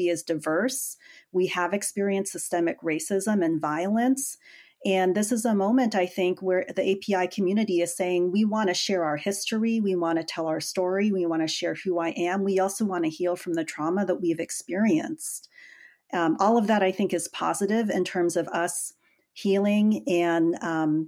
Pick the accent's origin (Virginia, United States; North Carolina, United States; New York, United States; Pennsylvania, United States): Virginia, United States; Northern; I grew up in Virginia, of all places, Northern Virginia, at a time when there were very, very few immigrants